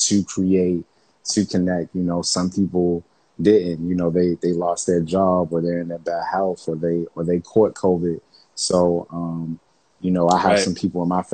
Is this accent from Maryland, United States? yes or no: yes; Baltimore, Maryland, United States; I grew up in Baltimore